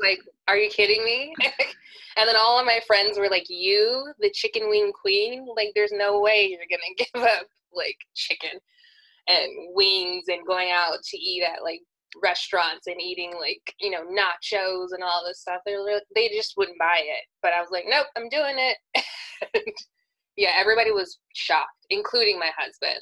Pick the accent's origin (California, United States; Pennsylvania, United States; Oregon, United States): California, United States; I was born and raised in California